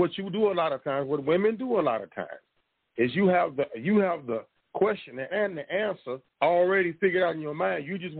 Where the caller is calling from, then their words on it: Tulsa, Oklahoma, United States; from Tulsa, Oklahoma.